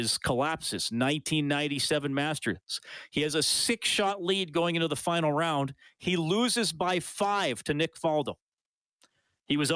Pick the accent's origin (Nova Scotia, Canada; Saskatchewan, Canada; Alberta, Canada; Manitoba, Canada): Alberta, Canada; near Evansburg; now in Edmonton, Canada; I grew up near Evansburg